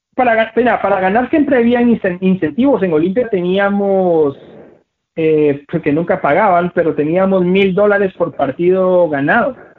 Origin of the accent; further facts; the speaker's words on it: Guatemala; mi país